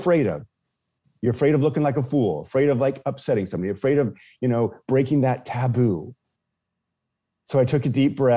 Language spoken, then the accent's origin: English; Washington, United States; I'm from Washington State